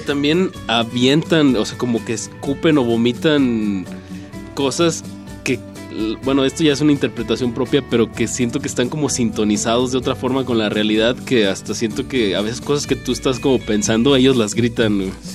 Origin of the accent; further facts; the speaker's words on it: Torreón, Coahuila, Mexico; yo soy de Torreón